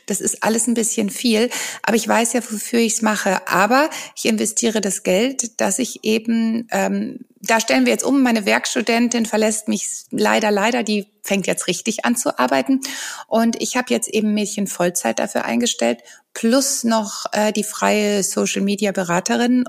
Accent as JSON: {"language": "German", "region": "Rhineland", "country": "Germany", "said": "ich bin ja aus dem Rheinland"}